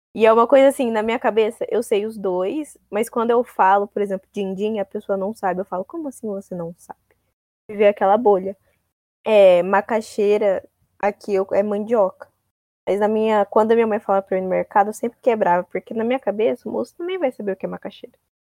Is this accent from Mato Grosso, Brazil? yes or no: yes; Mato Grosso, Brazil; Eu sou do Mato Grosso